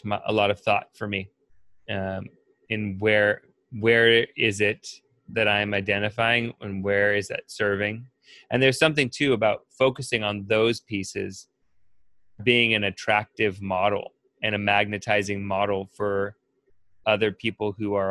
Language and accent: English; California, United States; I'm from California